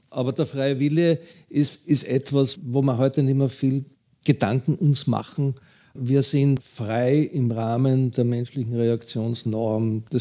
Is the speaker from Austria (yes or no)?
yes; Austria; Bei uns in Österreich geht es ja noch einigermaßen